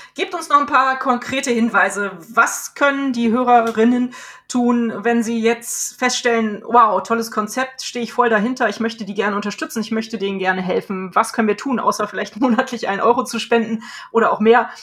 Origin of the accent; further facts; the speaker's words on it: Cologne, North Rhine-Westphalia, Germany; den wir hier in meiner Heimatstadt manchmal haben